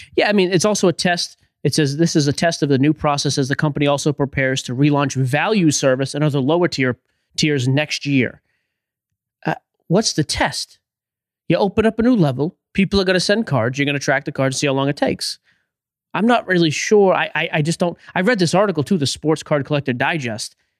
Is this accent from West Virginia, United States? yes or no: no; Boston, Massachusetts, United States; I'm from Boston